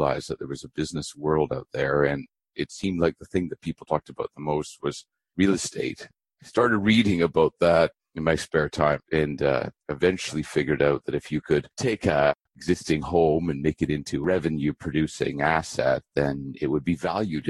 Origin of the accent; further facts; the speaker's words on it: Abbotsford, British Columbia, Canada; also born or lived in Vancouver, British Columbia; I was born in Vancouver, British Columbia. I grew up in a little town west of Vancouver called Abbotsford